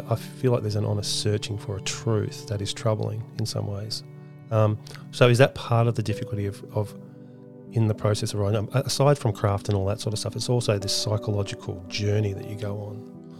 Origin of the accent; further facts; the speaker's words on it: Australia; who I am as an Australian and the heritage.